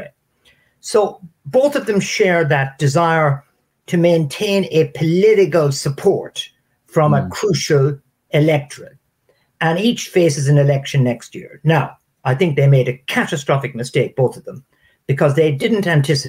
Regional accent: Ireland; moved away; Ireland's advantage, my country

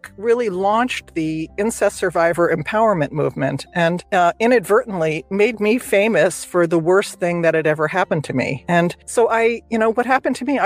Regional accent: New Jersey, United States; moved away as an adult; now in California, United States; I grew up in New Jersey. I moved out to California

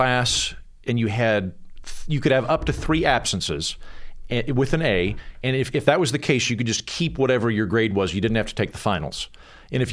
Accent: Edmond, Oklahoma, United States; moved away; I'm from Edmond, but I'm just outside of Edmond city limits

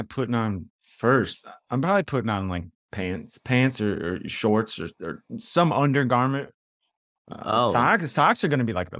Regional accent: Chicago, Illinois, United States; Like I said, growing up in the South Side of Chicago

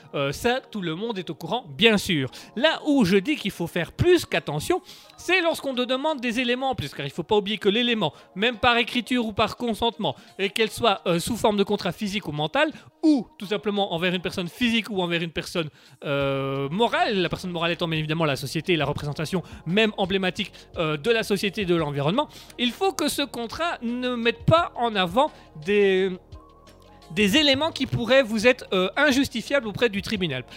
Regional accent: Belgium; on est Belges

